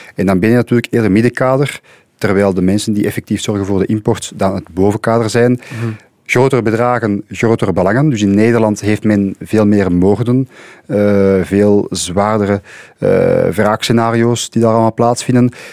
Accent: Antwerp, Flanders, Belgium; Ik kom zelf uit Antwerpen.

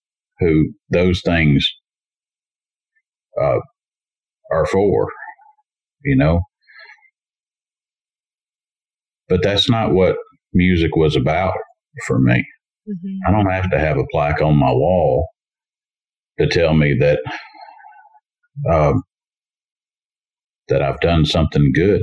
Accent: Montgomery, Alabama, United States; my hometown in Montgomery, Alabama

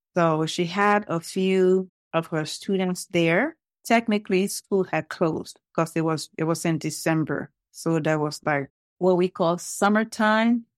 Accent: Liberia; now in Lawrenceville, United States; originally, I am from Liberia.

